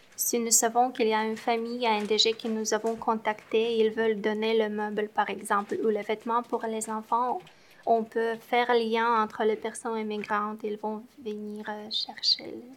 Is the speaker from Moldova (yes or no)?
yes; Moldova; moved away as an adult; now in Montreal, Canada; Je viens de la Moldavie quand j'ai quitté le Moldavie